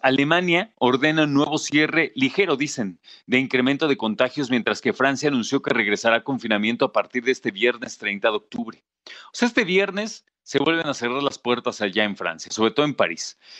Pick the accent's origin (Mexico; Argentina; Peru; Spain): Mexico; como mexicano